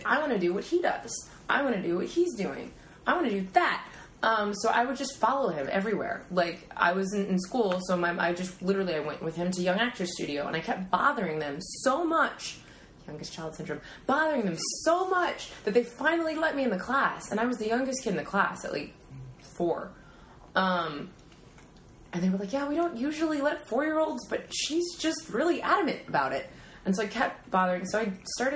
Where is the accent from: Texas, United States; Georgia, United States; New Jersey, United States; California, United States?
Texas, United States; Dallas; also born or lived in Austin, Texas; I was born in Austin, Texas. And when I was, we moved to Dallas when I was about four or five.